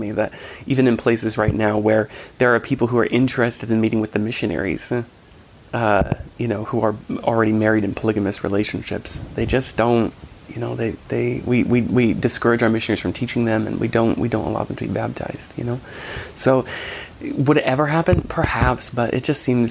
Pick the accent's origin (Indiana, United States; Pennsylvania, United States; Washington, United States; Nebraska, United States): Washington, United States; I grew up in Washington State